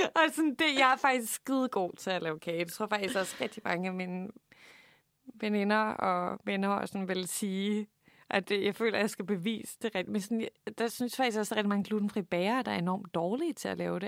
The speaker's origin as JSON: {"language": "Danish", "area": "Funen", "region": "Southern Denmark", "country": "Denmark", "said": "vi er simpelthen fra Fyn begge"}